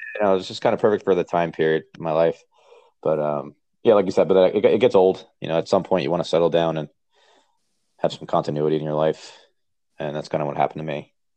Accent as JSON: {"language": "English", "town": "Point Pleasant", "region": "New Jersey", "country": "United States", "tie": "born or raised there", "also_born_or_lived": "Virginia", "moved": "as an adult", "lives_now": "upstate New York, United States", "said": "I'm born and raised in Point Pleasant, New Jersey."}